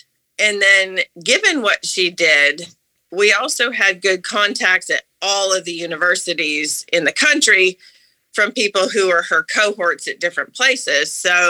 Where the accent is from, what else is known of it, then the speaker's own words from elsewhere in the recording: Amherst, Massachusetts, United States; moved away as an adult; Okay, so I am a hybrid now because I grew up in Amherst, Massachusetts.